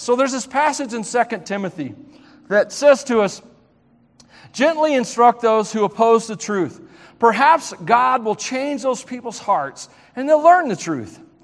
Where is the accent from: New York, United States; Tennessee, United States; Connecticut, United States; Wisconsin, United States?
Tennessee, United States; moved away; I grew up in Southern Gospel area of the country